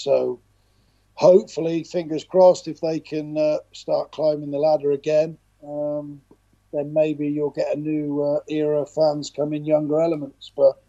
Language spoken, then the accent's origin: English; Wootton Bassett, South West England, United Kingdom; also born or lived in Swindon; Obviously I'm from Wootton Bassett. I'm in Swindon, but lived in Wootton Bassett all my early years up to about 20.